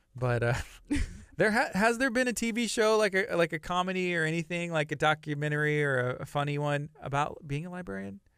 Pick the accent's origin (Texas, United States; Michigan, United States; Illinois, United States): Texas, United States; La Marque; growing up in Lamarck